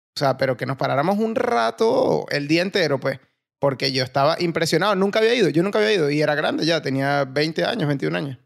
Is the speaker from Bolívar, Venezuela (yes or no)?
yes; Puerto Ordaz, Bolívar, Venezuela; moved away; also born or lived in Valencia; vengo de Puerto Ordaz